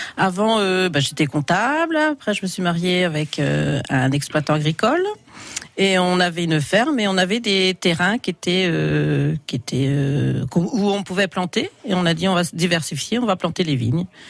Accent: Vézelay, Bourgogne-Franche-Comté, France; moved away as an adult; now in Saint-Père-sous-Vézelay, France; je suis originaire de Vézelay

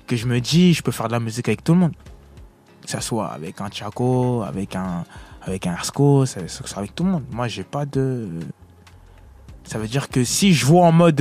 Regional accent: Villeneuve-Saint-Georges, Île-de-France, France; also born or lived in Congo; J'avais déjà fait une salle chez moi à Villeneuve-Saint-Georges au théâtre de Villeneuve

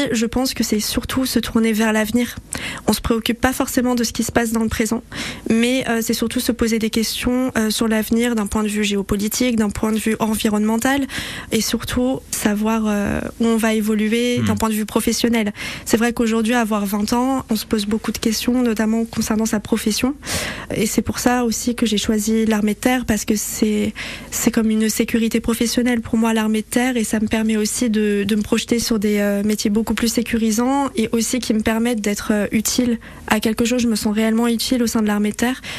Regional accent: Paris, Île-de-France, France; moved away as an adult; now in Savoie, France; de base, je suis parisienne

